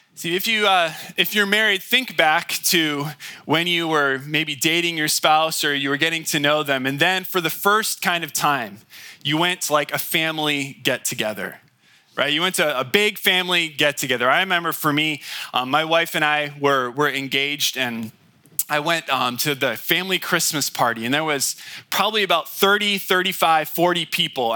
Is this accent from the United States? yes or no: yes; United States